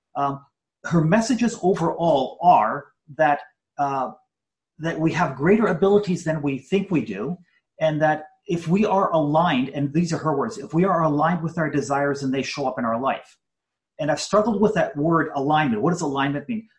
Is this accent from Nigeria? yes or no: no; Canada; I was born in Canada, first generation Canadian, and more than anything, I just wanted to be an average Canadian kid